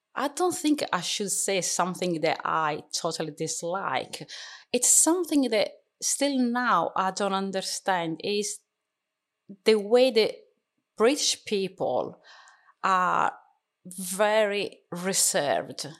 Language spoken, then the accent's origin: English; Catania, Sicily, Italy; English is a second language; moved away as an adult; now in Darlington, United Kingdom; my country is italy I was born in Sicily, in a beautiful town, mm-hmm. actually, city called Catania.